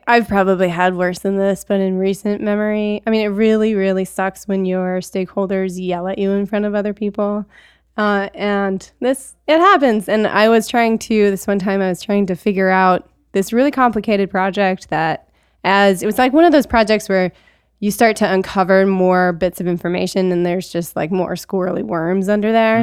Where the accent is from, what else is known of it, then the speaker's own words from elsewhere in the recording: Alaska, United States; I grew up in Alaska, and so I, I grew up with skis attached to my feet